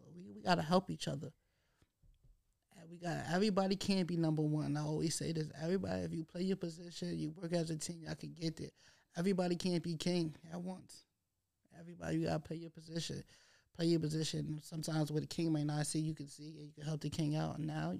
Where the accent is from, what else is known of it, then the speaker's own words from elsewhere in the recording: New York City, New York, United States; I'm an artist from Harlem.